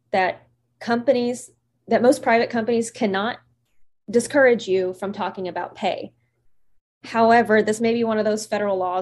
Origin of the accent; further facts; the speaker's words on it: the South, United States; I grew up in the South, so this was a social rule to not talk about money